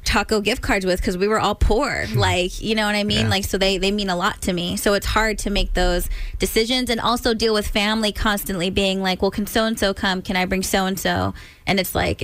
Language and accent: English; Stockton, California, United States; my hometown